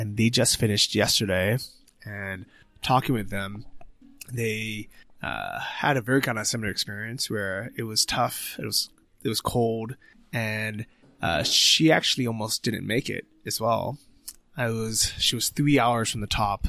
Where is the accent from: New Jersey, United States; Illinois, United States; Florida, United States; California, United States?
California, United States; San Francisco; moved away as an adult; also born or lived in Thailand; now in Chiang Mai, Thailand; growing up in San Francisco